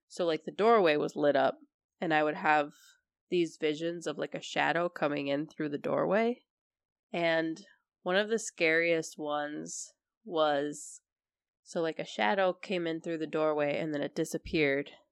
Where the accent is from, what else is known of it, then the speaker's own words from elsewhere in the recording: Minneapolis, Minnesota, United States; I come from Minneapolis